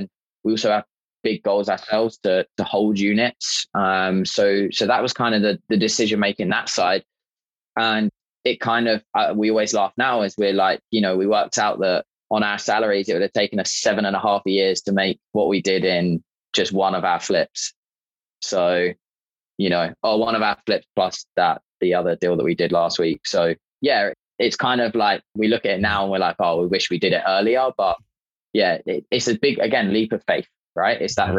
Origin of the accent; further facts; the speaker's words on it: England, United Kingdom; me being British, he was Irish. I just let him honestly abuse me for about 15 minutes about being English.